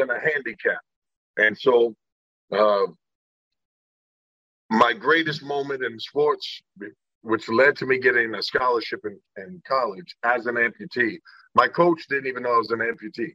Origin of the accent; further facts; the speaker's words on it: Indiana, United States; I was born in Indiana